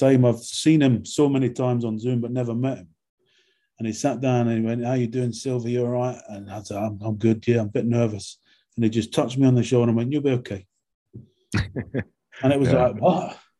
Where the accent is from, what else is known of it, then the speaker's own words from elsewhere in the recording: London, United Kingdom; accent: London; also born or lived in Scotland; I grew up in London in my sort of teen years, so I went to school in London.